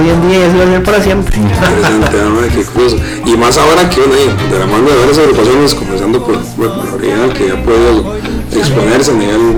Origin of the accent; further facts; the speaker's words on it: Santo Domingo, Heredia, Costa Rica; como buen tico y buen domingueño, eso hay que sumarle el tico y el domingueño.